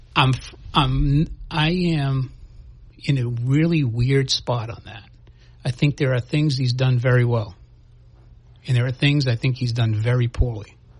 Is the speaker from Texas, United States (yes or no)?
no; New Bedford, Massachusetts, United States; I grew up in New Bedford